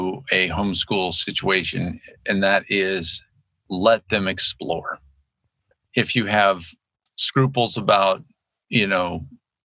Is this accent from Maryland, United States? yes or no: yes; Annapolis, Maryland, United States; moved away as an adult; also born or lived in Virginia; now in Moscow, United States; when I was growing up in Annapolis, Maryland